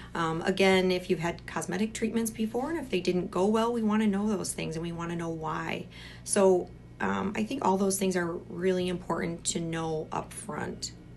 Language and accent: English; Michigan, United States; I'm originally from Michigan